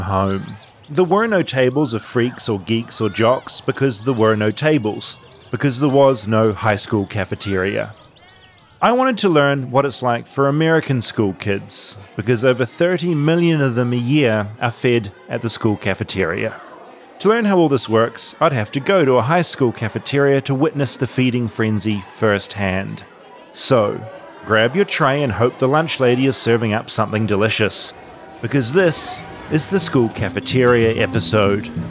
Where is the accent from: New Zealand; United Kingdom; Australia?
New Zealand; moved away as an adult; now in United States; When I was growing up in New Zealand